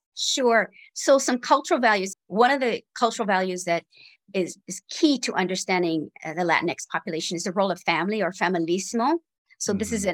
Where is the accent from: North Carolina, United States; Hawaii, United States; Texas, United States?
Hawaii, United States; I was born and raised in Hawaii